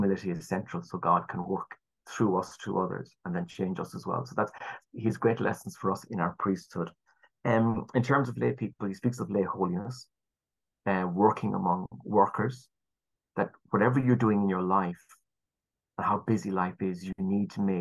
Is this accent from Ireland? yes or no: yes; Ireland; our culture as the Irish